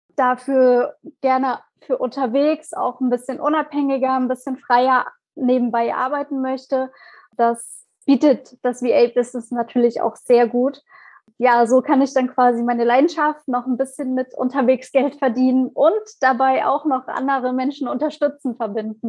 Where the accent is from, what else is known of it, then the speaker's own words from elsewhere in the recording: Leipzig, Saxony, Germany; komme aus Leipzig